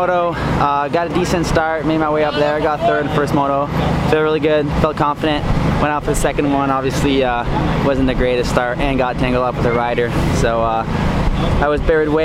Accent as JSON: {"language": "English", "region": "Quebec", "country": "Canada", "tie": "born or raised there"}